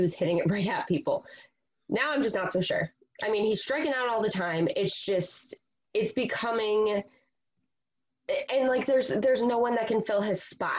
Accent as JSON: {"language": "English", "town": "Rochester", "region": "New York", "country": "United States", "tie": "born or raised there", "said": "I grew up in Rochester"}